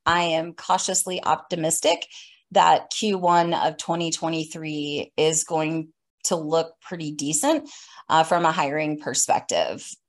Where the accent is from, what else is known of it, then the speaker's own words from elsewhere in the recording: Atlanta, Georgia, United States; I hail from Atlanta, Georgia